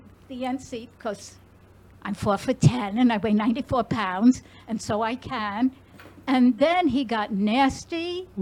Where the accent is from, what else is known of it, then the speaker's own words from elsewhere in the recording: New York, United States; I am from New York